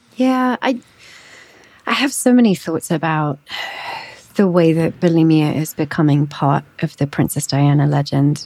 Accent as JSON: {"language": "English", "region": "England", "country": "United Kingdom", "tie": "born or raised there", "moved": "yes", "said": "I grew up in England."}